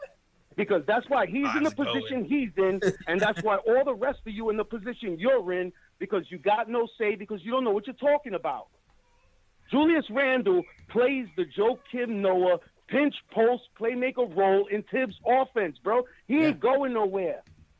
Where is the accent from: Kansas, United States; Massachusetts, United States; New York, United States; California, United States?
New York, United States; New York City; I was born and raised in Bushwick